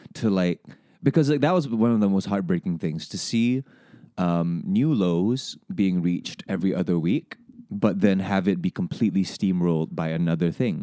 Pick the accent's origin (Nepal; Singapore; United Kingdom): Singapore; growing up in this education system, growing up in Singapore